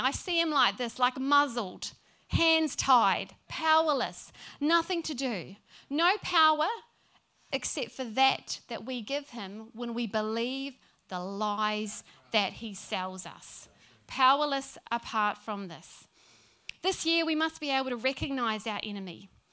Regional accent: New Zealand; now in Brisbane, Australia; Being a Kiwi

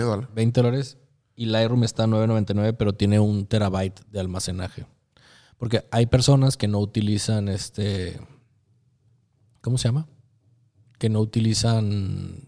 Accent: Torreón, Coahuila, Mexico; Soy de Torreón

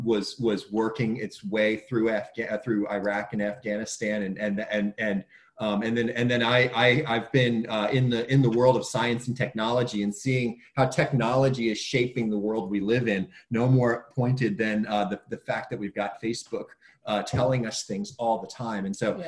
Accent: Williamsburg, Virginia, United States; now in Hampton, United States; I grew up in Williamsburg, went to school in Newport News in Norfolk, Virginia.

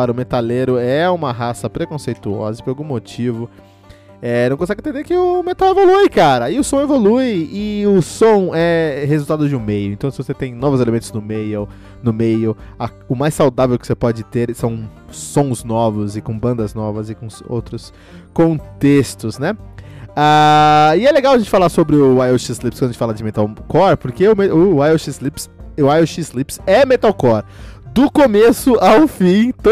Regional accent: United States; Eu cresci nos Estados Unidos e, e, e, e ouvindo, e cresci ouvindo essas bandas

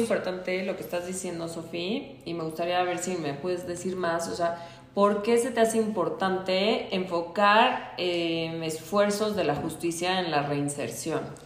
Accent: Mexico; nací en México

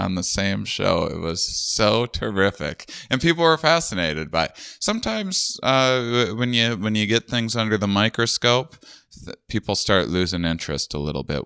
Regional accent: Wisconsin, United States; moved away; also born or lived in Austin, Texas; I'm from Wisconsin.

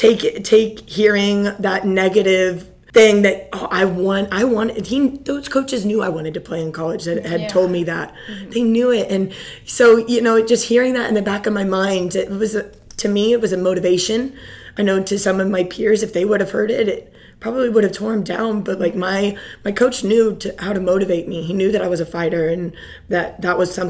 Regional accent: Pleasant Hill, Missouri, United States; moved away as an adult; now in Coppell, United States; I'm originally from a small town outside of Kansas City on the Missouri side. It's called Pleasant Hill, Missouri

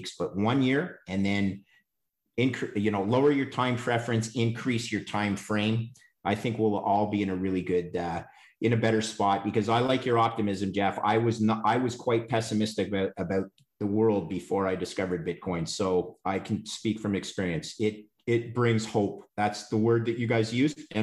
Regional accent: Canada; as a Canadian

